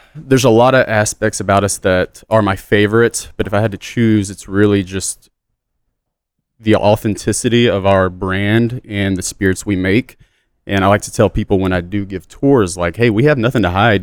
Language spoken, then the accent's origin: English; Southeast Texas, United States; I'm born and raised in Texas, but Southeast Texas